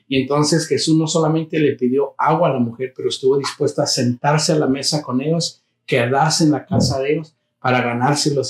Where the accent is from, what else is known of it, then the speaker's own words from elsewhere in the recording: United States; los que nacimos en Estados Unidos